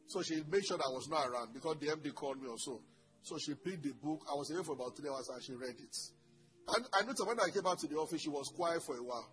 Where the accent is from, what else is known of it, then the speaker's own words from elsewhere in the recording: Ogun State, Nigeria; also born or lived in Lagos; I'm from Ogun State.